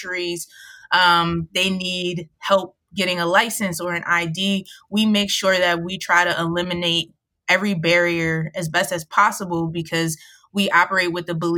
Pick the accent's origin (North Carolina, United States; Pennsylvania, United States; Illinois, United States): Pennsylvania, United States; Montgomery County, outside Philadelphia; now in Philadelphia, United States; I was raised outside of Philly in the suburbs in Montgomery County